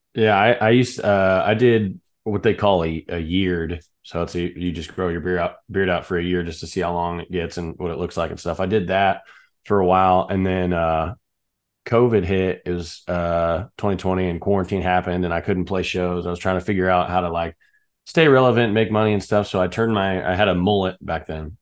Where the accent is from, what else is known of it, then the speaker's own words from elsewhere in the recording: southwestern Kansas, United States; moved away; I'm from a really small town in Kansas, uh, almost Colorado, almost Oklahoma